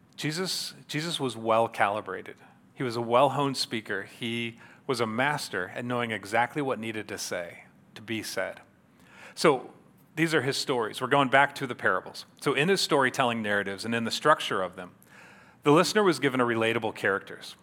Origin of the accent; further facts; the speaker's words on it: Yorktown, Indiana, United States; I grew up here in Yorktown, so I was a native here